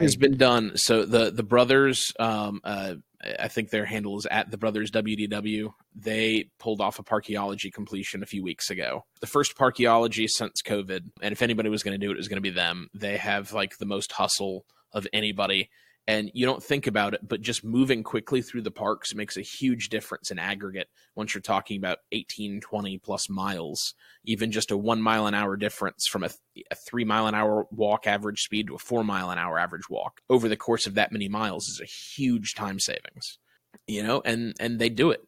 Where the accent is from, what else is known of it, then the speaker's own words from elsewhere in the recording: Atlanta, Georgia, United States; I'm from Atlanta